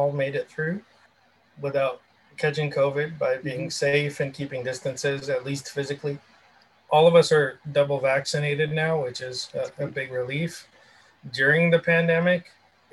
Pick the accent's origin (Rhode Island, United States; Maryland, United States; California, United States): California, United States; Southern; I grew up in Southern California